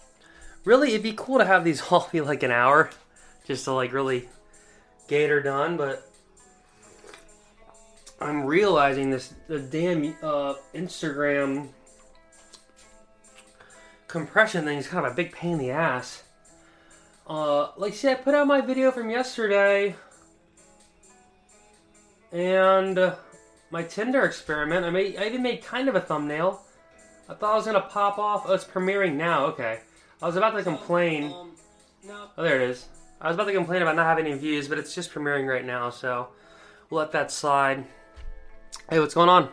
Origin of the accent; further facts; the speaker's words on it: East Coast, United States; moved away; growing up on the East Coast